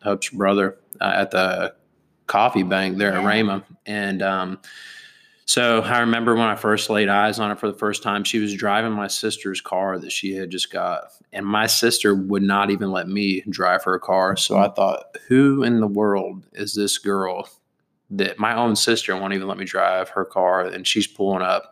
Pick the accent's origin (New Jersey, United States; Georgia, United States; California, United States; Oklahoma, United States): Oklahoma, United States; Broken Arrow; I grew up in Broken Arrow, Oklahoma